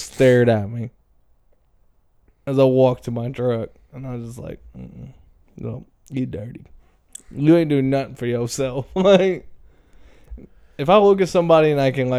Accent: Crothersville, Indiana, United States; also born or lived in Brownstown, Indiana; I grew up in Crothersville until I was 11 years old, and then we moved to Brownstown until I was 19, 18, whatever

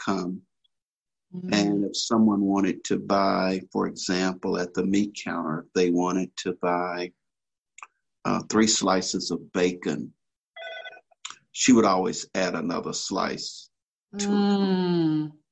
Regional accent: Birmingham, Alabama, United States; now in Inland Valley, United States; I'm just a country boy from Alabama, grew up in Birmingham, out in the rural South

